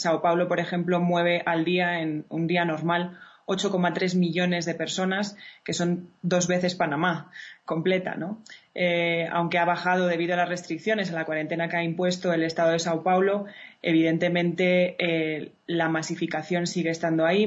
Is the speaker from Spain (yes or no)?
yes; Spain; como la española, que nos encanta estar en la calle